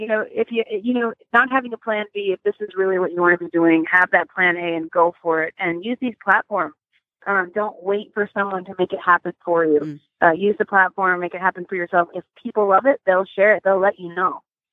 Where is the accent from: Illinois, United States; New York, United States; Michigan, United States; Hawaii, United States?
New York, United States; Sag Harbor; moved away; I'm actually here in New York. I was born out here in Sag Harbor.